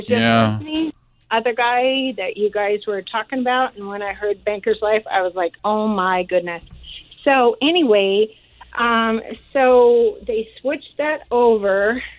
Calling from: Federal Way, Washington, United States; Hi guys. I'm from Federal Way, and I was with a nonprofit for 20 years

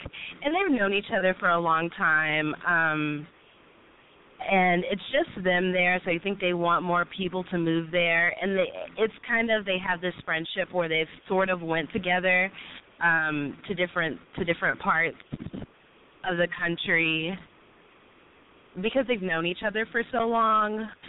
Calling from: Dallas, Texas, United States; I am 24 years old. I actually just turned 24 … I'm in Dallas.

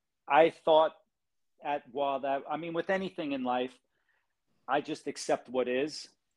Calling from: Hawaii, United States; I'm in Hawaii, on the island of Kauai.

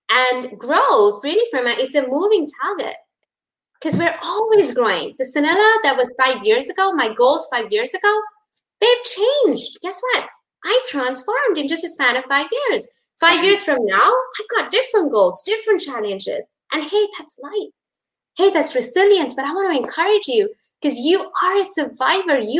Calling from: Colombo, Western Province, Sri Lanka; I'm connecting from Colombo, Sri Lanka. It's uh, 10 p.m. over here

